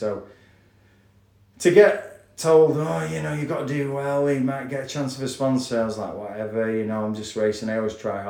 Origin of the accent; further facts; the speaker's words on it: Blackpool, North West England, United Kingdom; he was from Wigan and I was from Blackpool, and we raced in the Northwest.